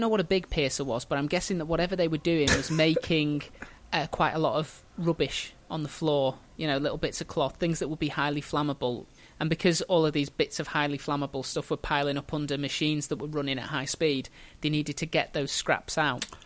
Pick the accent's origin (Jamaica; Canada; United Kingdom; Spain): United Kingdom; Merseyside, North West England; they put my hometown in Merseyside